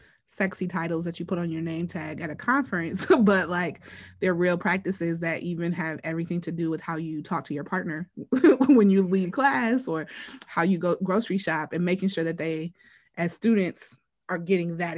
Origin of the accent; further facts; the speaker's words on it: Wisconsin, United States; I am from Wisconsin